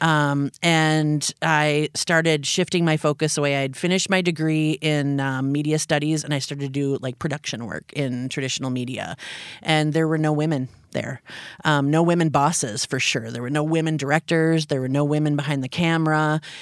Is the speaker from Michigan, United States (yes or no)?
yes; Upper Peninsula of Michigan, United States; moved away as an adult; now in Minneapolis, United States; I grew up in the Upper Peninsula of Michigan.